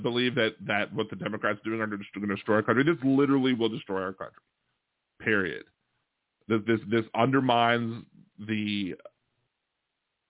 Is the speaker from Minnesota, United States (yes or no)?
no; Maryland, United States; also born or lived in Delaware; Maryland, the state where I was raised. If you want to see my home state, because I was born in Delaware, I didn't stay there very long. At the end of the day, I lived a good chunk of my life, a good solid 18 years in the state of Maryland